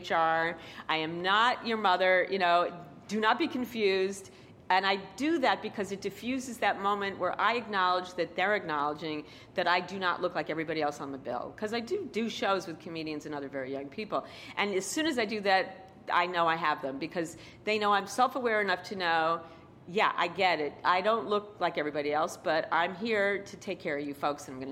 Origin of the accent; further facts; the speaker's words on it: New York City, New York, United States; accent: New York; I grew up in Queens